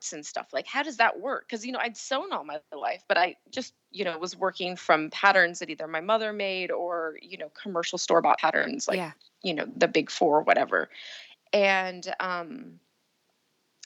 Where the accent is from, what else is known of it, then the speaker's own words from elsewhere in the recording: Pacific Northwest, United States; also born or lived in Seattle, Washington / Portland, Oregon; I'm from the Pacific Northwest